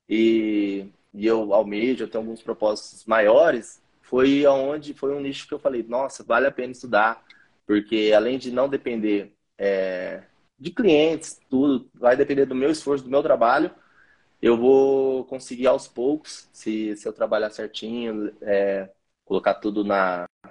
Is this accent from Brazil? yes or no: yes; Campinas, São Paulo, Brazil; also born or lived in Hortolândia; Eu sou aqui, da, aqui de Campinas